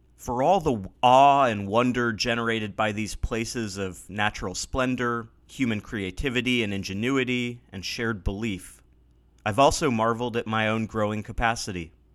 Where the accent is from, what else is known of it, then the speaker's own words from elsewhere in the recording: Pacific Northwest, United States; Growing up in the Pacific Northwest